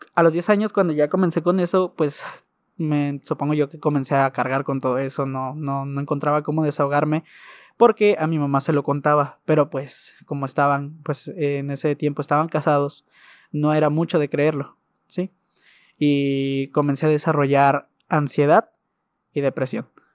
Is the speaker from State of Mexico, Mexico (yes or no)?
no; Ciudad Juárez, Chihuahua, Mexico; tengo 22 años de edad y soy de Ciudad Juárez